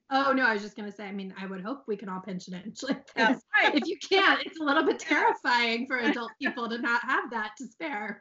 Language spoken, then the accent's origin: English; Guilford, Connecticut, United States; my hometown